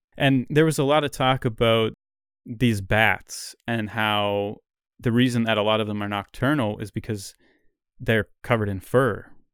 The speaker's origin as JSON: {"language": "English", "country": "Canada", "tie": "born or raised there", "said": "as a Canadian, you know, we're used to the opposite, where it's, like, ice cold here all the time"}